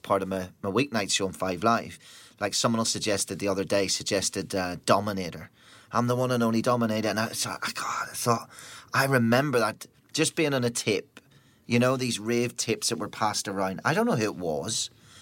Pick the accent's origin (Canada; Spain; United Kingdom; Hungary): United Kingdom; Northern Ireland; growing up in Northern Ireland during what was a time when bands wouldn't play Northern Ireland